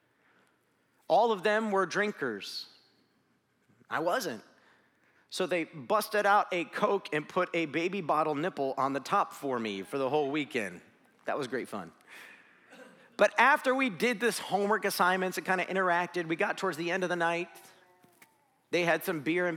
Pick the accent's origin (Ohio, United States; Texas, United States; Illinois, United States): Ohio, United States; Tallmadge; I grew up in Talmadge, Ohio